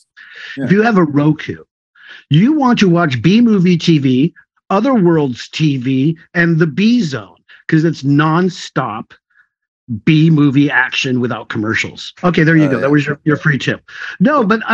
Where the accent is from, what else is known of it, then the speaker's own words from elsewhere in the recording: North Valley, California, United States; I was from North Valley